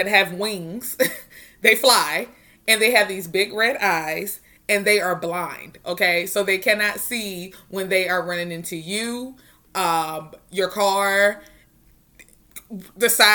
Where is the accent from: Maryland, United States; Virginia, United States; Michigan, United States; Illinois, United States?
Virginia, United States; Roanoke; I'm from Roanoke